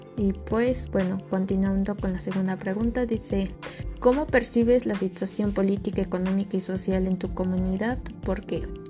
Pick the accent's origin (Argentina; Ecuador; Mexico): Mexico; Nosotros como mexicanos